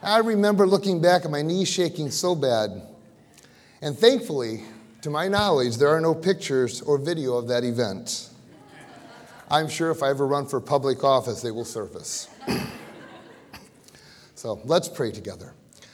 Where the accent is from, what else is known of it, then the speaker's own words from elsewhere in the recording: Battle Creek, Michigan, United States; moved away; I was from Battle Creek